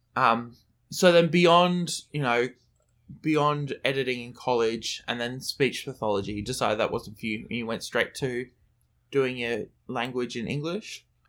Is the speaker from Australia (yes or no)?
yes; Brisbane, Queensland, Australia